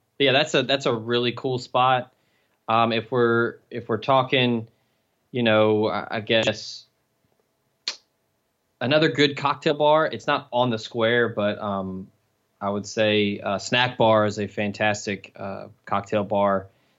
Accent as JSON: {"language": "English", "town": "Memphis", "region": "Tennessee", "country": "United States", "tie": "born or raised there", "said": "Me, I grew up in Memphis, and Oxford's 90 miles south of there."}